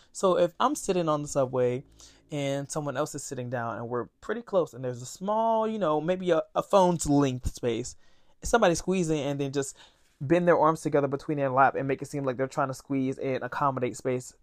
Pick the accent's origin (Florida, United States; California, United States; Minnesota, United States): Florida, United States; moved away as an adult; now in New York, United States; I'm from Florida